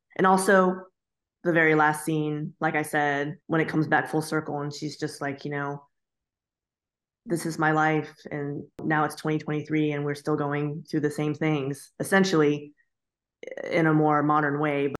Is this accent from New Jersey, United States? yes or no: no; Florida, United States; also born or lived in Ohio; I was born in Ohio, but I was raised in Florida.